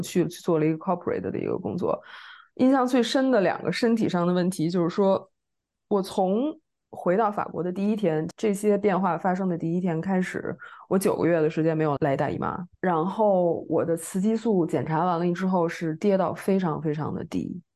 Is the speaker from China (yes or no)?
yes; Beijing, China; moved away as an adult; now in Paris, France; 我也是北京人，然后现在在巴黎学习精神分析，做心理咨询